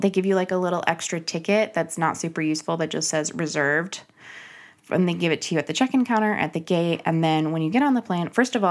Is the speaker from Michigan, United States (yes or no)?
no; Arizona, United States; I'm from Arizona